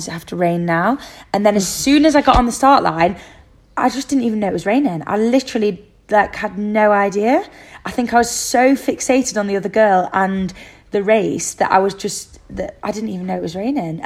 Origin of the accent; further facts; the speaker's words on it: United Kingdom; I'm a Brit